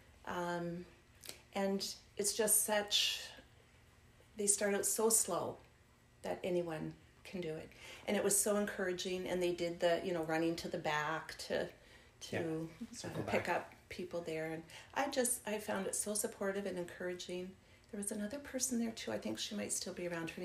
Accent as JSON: {"language": "English", "region": "Nova Scotia", "country": "Canada", "tie": "born or raised there", "moved": "yes", "said": "I grew up in Nova Scotia."}